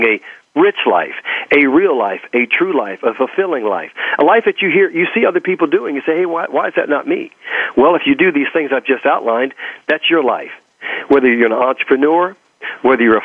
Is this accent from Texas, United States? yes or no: yes; Texas, United States; accent: Texas; my Texas accent